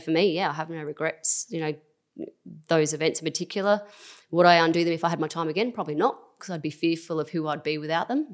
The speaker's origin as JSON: {"language": "English", "town": "Christies Beach", "region": "South Australia", "country": "Australia", "tie": "born or raised there", "said": "growing up in Christie's"}